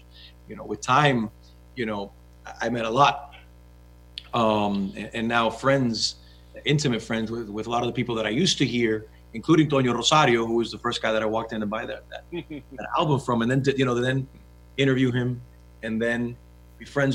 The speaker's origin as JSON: {"language": "English", "country": "Cuba", "said": "I'm too Cuban."}